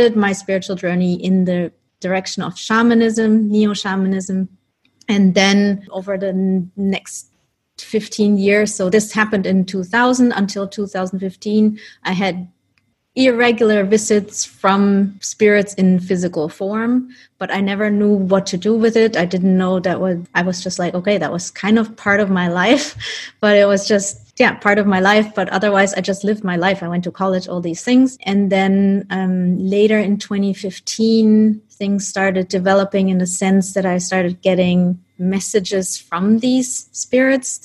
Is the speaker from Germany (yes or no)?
yes; Germany; also born or lived in Colombia; I was adopted when I was a baby by my parents who are Dutch, and then I grew up in Germany